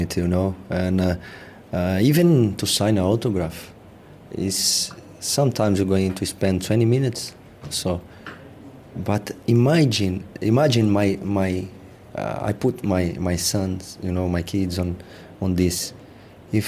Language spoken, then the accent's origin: English; Brazil; moved away as an adult; now in England; we come from Brazil, we are very close.